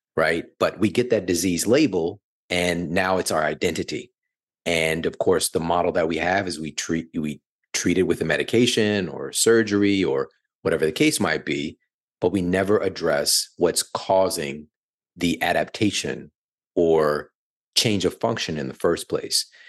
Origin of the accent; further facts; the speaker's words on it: St. Louis, Missouri, United States; moved away as an adult; now in Los Angeles, United States; I'm from Saint Louis, born and raised in the heartland, and, you know, moving here to L A at the end of twenty nineteen